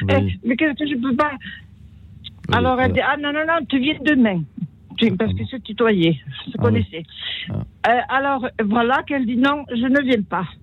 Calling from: Toulouse, Occitania, France; Bonsoir, je suis … de Toulouse.

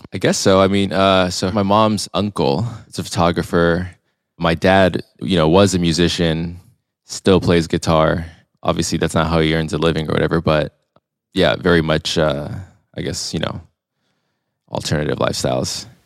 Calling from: Long Beach, California, United States; I'm calling in from Long Beach, California today. I've been living here for quite a while. I went to school here, college, uni, as the Euros call it.

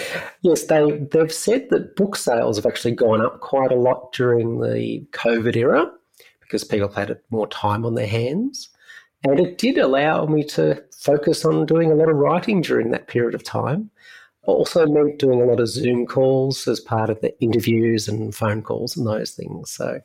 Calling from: Melbourne, Victoria, Australia; So I'm here from Melbourne, which is the capital city of the state of Victoria in Australia, down under.

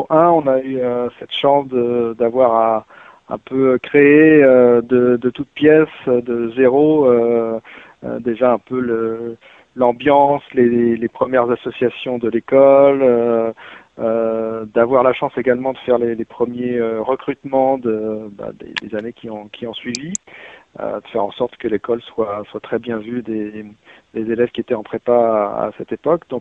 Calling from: West Midlands, United Kingdom; non, non, je ne suis pas à Londres malheureusement, mais je suis près de Birmingham. Birmingham. En, Angleterre

